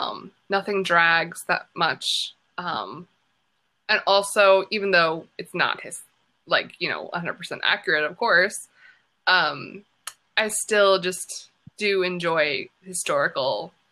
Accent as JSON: {"language": "English", "country": "United States", "said": "you do feel something as an American watching it"}